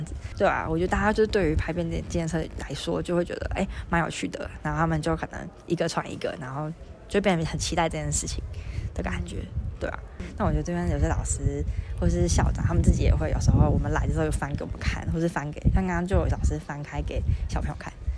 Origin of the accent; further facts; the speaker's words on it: Taiwan; 我新竹人